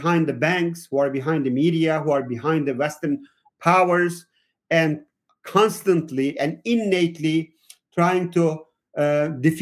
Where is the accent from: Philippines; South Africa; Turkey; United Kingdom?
Turkey; Southeastern Anatolia; now in United States; I am from Turkey originally. I grew up in the southeastern part of Turkey on the border with Syria